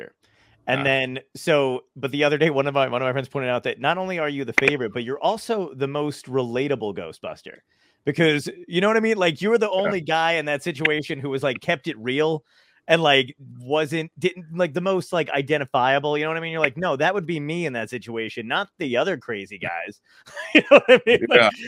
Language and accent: English; New York City, New York, United States; I'm from Brooklyn